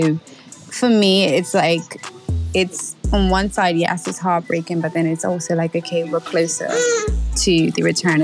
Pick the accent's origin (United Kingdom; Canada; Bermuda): Bermuda; also born or lived in Florida; I'm from Bermuda